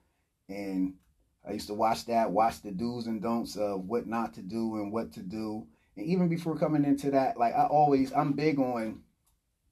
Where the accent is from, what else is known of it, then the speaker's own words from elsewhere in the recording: Harrisburg, Pennsylvania, United States; I grew up in Hall Manor, which is the South Side